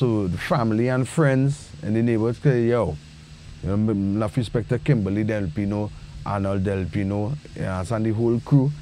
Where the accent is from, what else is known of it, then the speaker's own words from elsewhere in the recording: Trinidad & Tobago; in Trinidad, I remember my grandmama had a lamp called Home Sweet Home.